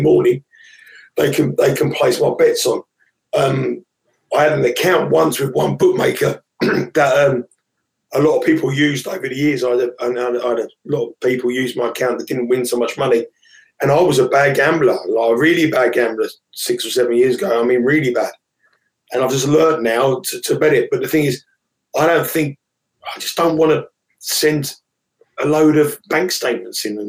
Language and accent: English; England, United Kingdom; as an Englishman and as someone who's a proud Englishman who's mad into football